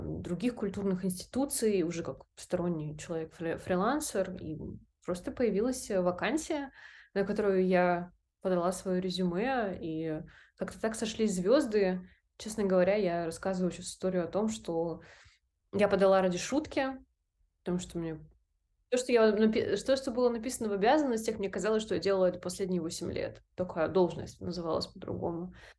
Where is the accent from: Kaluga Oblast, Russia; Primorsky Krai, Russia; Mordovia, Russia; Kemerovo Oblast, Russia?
Primorsky Krai, Russia; Vladivostok; moved away as an adult; Я максимально пришлый варяг, выросший на Дальнем Востоке, а, России. Мой родной город — это Владивосток